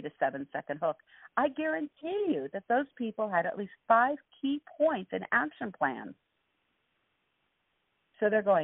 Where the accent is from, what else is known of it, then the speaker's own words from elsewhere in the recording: Los Angeles, California, United States; I grew up in East L.A.